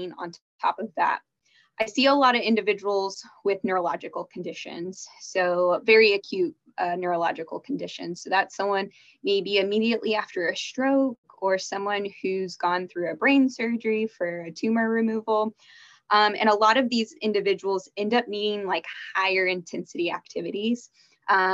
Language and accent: English; Dallas, Texas, United States; also born or lived in Arkansas; I grew up in the Dallas area